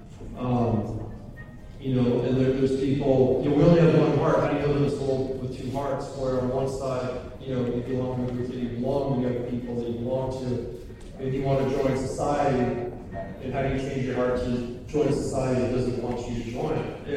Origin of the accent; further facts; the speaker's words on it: Los Angeles, California, United States; when I grew up in South LA.